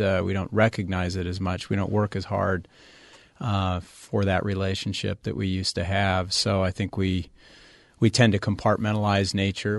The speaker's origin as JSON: {"language": "English", "region": "Connecticut", "country": "United States", "tie": "born or raised there", "said": "I grew up in Connecticut and lived with a creek in my backyard"}